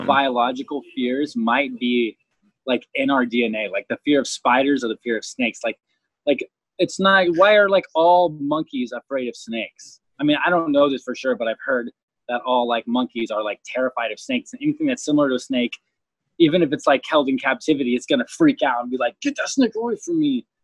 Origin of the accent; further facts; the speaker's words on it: Homestead, Florida, United States; I grew up in Homestead